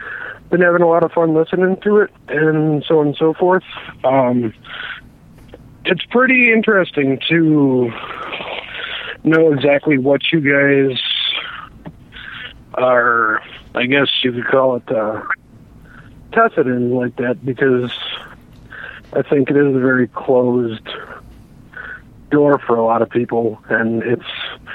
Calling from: Milwaukee, Wisconsin, United States; I'm calling from Milwaukee.

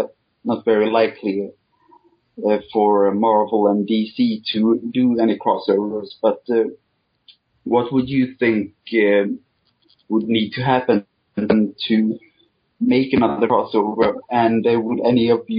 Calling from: Sweden

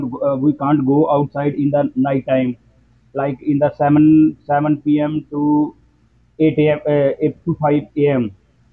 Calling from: Punjab, India; I'm calling from India, Punjab.

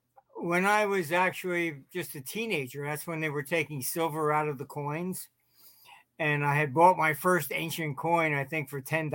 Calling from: St. Petersburg, Florida, United States; No, I'm by St. Pete.

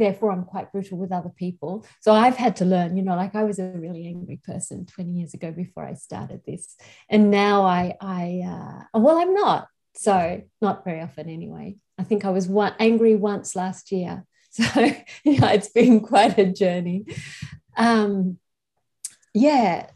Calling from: Australia; It's the morning, so I'm calling from Australia

